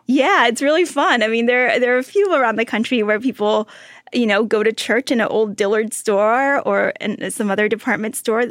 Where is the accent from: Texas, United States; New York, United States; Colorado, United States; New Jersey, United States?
Texas, United States; Austin; I grew up in Austin, Texas